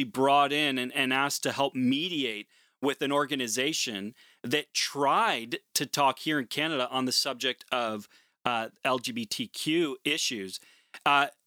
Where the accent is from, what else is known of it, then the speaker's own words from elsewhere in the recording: Portland, Oregon, United States; moved away; I'm originally from Portland, Oregon